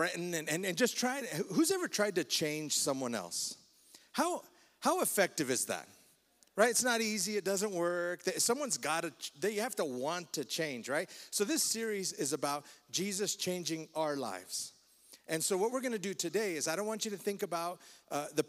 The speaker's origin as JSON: {"language": "English", "town": "Fort Lupton", "region": "Colorado", "country": "United States", "tie": "born or raised there", "said": "we grew up together in Fort Lupton"}